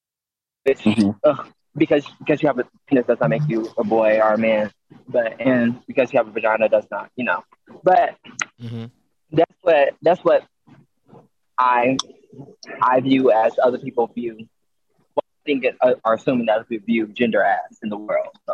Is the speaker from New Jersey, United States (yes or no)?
no; Mesquite, Texas, United States; I grew up in Mesquite, so like Mesquite was very much so white